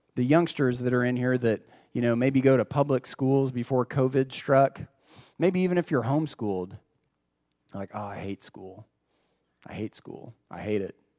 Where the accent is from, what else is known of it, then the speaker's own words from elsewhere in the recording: United States; We're Americans